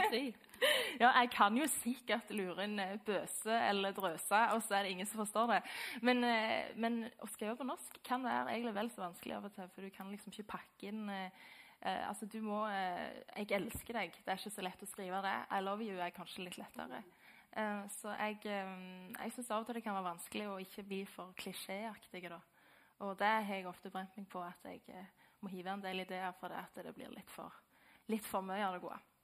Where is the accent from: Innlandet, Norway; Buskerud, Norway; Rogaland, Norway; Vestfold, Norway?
Rogaland, Norway; Lye; jeg er fra Lye.